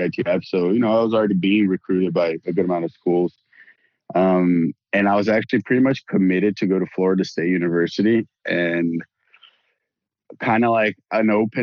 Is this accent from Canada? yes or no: no; Brazil; moved away as an adult; also born or lived in United States; I'm from Brazil, born and raised there, played all my junior tennis in Brazil